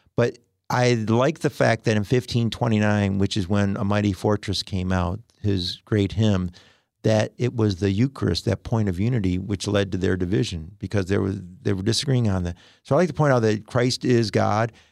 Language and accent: English; Detroit, Michigan, United States; also born or lived in Ann Arbor, Michigan / Missouri; great school growing up in Detroit